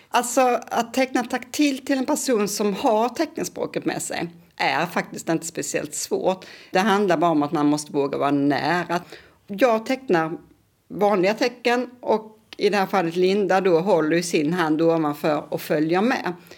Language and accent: Swedish; Kristianstad, Skåne, Sweden; moved away as an adult; now in Lund, Sweden; jag är uppvuxen i Kristianstad.